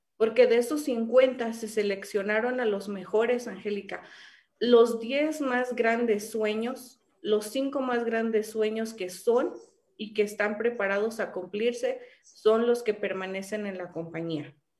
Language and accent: Spanish; Mexico; first language Spanish; also born or lived in California; como decimos aquí en México